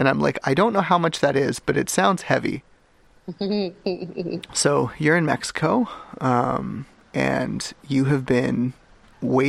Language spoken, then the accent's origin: English; Canada; I am a Canadian